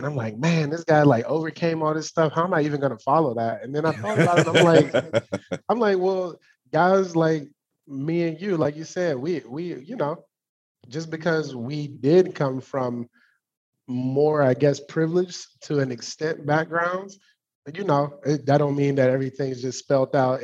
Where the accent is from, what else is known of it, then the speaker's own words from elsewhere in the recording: Forestville, Maryland, United States; I grew up, born and raised PG County, Maryland